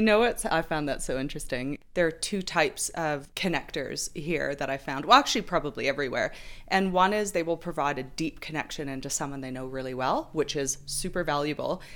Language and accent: English; New Zealand; We're just randos from New Zealand.